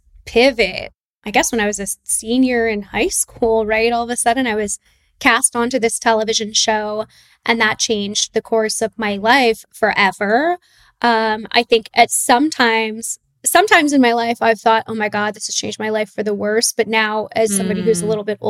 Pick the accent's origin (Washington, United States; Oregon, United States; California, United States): California, United States; Laguna Beach; I grew up in Southern California in Laguna Beach.